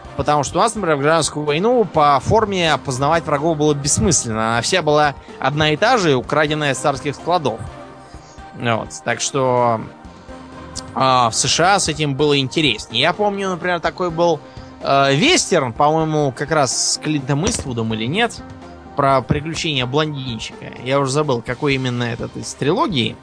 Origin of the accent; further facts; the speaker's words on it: Russia; у нас, например, в России